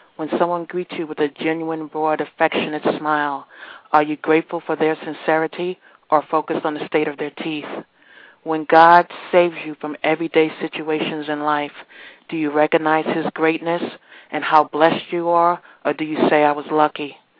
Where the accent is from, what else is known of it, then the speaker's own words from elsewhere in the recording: New York, United States; now in Virginia, United States; originally from New York, currently residing in Virginia